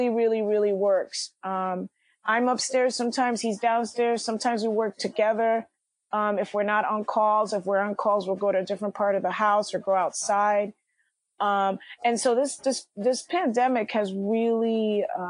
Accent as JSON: {"language": "English", "town": "New York City", "region": "New York", "country": "United States", "tie": "born or raised there", "said": "I'm from Washington Heights. I was born and raised"}